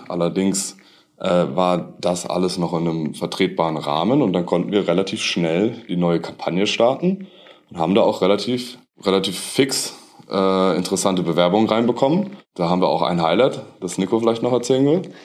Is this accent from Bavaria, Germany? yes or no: yes; Munich, Bavaria, Germany; moved away as an adult; also born or lived in northern Germany; Bei uns im Süden hieß es mal Servus, jetzt ist es Moin. Äh, ich komme nämlich eigentlich aus München